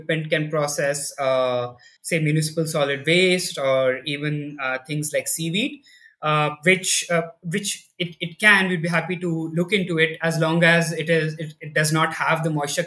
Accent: Delhi, India; I grew up in Delhi, in India, and I did my schooling here

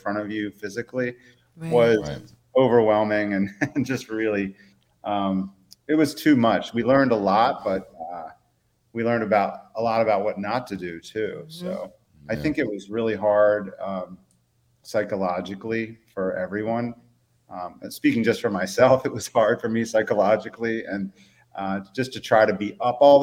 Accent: Ellicott City, Maryland, United States; also born or lived in Baltimore / Eastern Shore, Maryland; I lived first 20 years or so of my life in Ellicott City

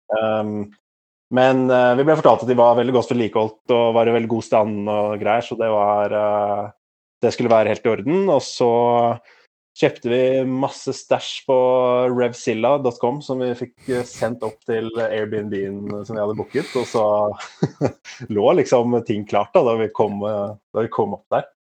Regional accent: Asker, Akershus, Norway; moved away as an adult; now in Oslo, Norway; Jeg kommer fra Asker

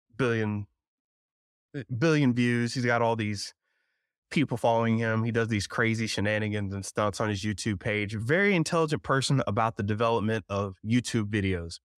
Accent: South Georgia, North Florida, United States; I was raised in North Florida, South Georgia

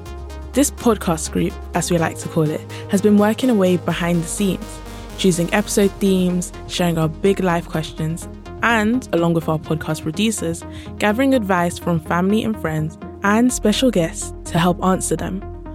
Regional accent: London, United Kingdom; your narrator. I'm 15 years old and I'm from London.

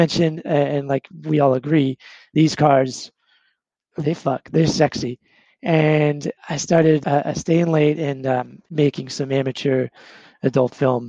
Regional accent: Surprise, Arizona, United States; I'm from Surprise, Arizona. That's the literal name of the town.

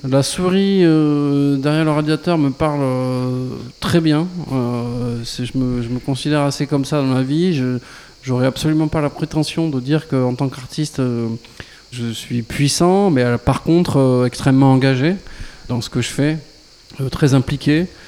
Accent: Lot, Occitania, France; also born or lived in Marciac / Toulouse; ma région natale euh, qui est le Lot

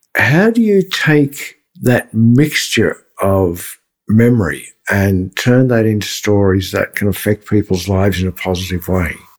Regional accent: Melbourne, Victoria, Australia; my hometown, Melbourne, Australia

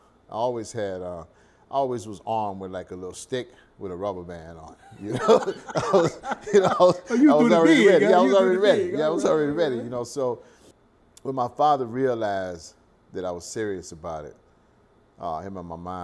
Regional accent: Baton Rouge, Louisiana, United States; my humble beginnings in Baton Rouge

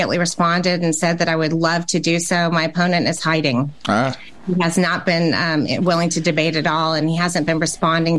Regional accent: Nashville, Tennessee, United States; growing up in Nashville, I remember I loved Franklin because it just seemed like such a charming town

